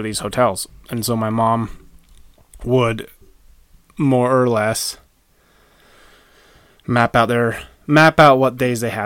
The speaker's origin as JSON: {"language": "English", "town": "West Yellowstone", "region": "Montana", "country": "United States", "tie": "born or raised there", "also_born_or_lived": "Utah", "said": "I grew up in Utah, about fourth grade, moved to West Yellowstone, Montana, which now triangulates like where I grew up."}